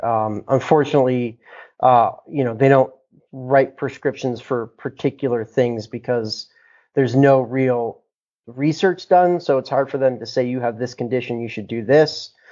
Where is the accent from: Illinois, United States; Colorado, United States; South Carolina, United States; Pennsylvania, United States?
Colorado, United States; Boulder; I'm from Boulder, Colorado, uh, born and raised